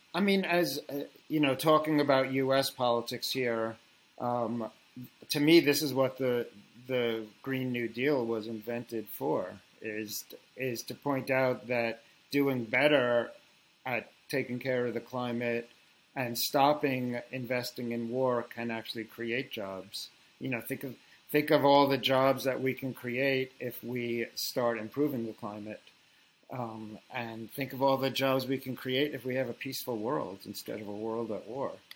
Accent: New York, United States; I'm a New Yorker

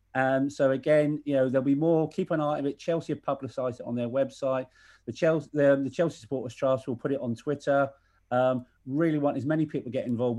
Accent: Ireland; I'm Irish

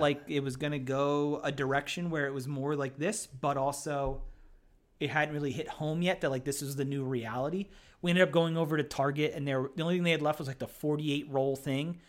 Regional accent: Hamburg, Pennsylvania, United States; also born or lived in Easton, Pennsylvania; where I grew up in Hamburg, Pennsylvania

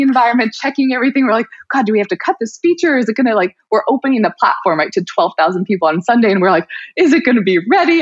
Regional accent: New York City, New York, United States; moved away as an adult; also born or lived in Colorado; I grew up in Brooklyn

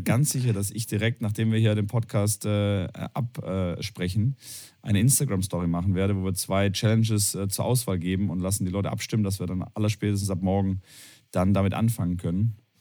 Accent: Tübingen, Baden-Württemberg, Germany; moved away as an adult; also born or lived in Cologne; meine Heimat ist Tübingen. Äh, geboren, aufgewachsen, äh, Abitur gemacht und dann in die weite Welt gegangen.

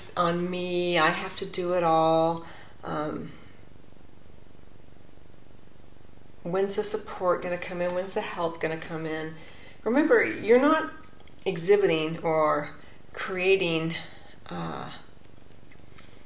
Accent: California, United States; my home state of California

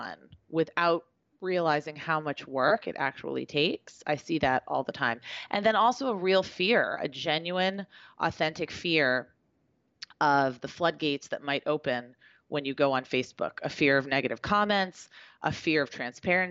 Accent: Beverly, Massachusetts, United States; also born or lived in Boston; Where I live, my hometown

